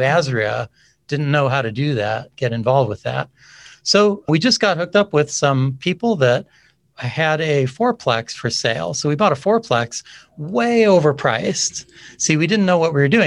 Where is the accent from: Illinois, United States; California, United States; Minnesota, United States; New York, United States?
California, United States; now in Arizona, United States; we have been living in Arizona for a number of decades now. I come originally from California